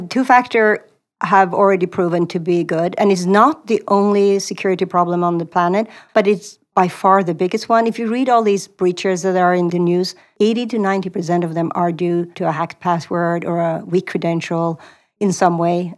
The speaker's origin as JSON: {"language": "English", "country": "Sweden", "tie": "born or raised there", "also_born_or_lived": "Stockholm", "moved": "as an adult", "lives_now": "Silicon Valley, United States", "said": "I grew up in Sweden"}